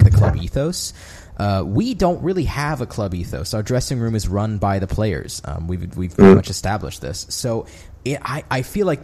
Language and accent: English; United States; I'm American